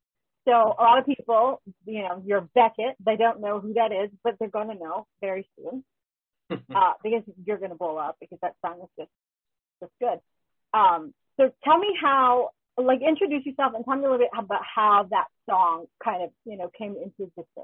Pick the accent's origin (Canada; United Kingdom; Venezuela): Canada; I'm Canadian.